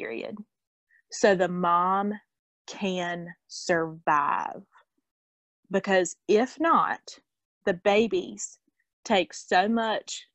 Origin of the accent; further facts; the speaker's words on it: North Carolina, United States; we're from North Carolina